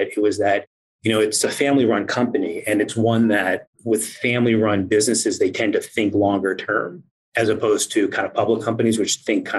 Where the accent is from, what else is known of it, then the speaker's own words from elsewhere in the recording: East Coast, United States; moved away as an adult; I'm originally from the East Coast